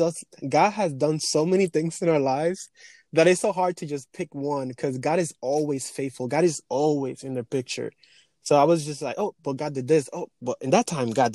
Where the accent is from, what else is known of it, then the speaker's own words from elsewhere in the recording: Dominican Republic; English is a second language; also born or lived in Europe; now in New York, United States; I was born and raised in the Dominican Republic. I came to this country 10 years ago, 2010